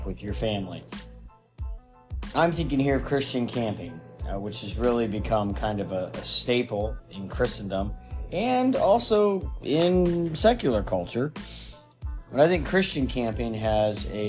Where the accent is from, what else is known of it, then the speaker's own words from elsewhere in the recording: Midwest, United States; now in Maine, United States; I grew up in the Midwest.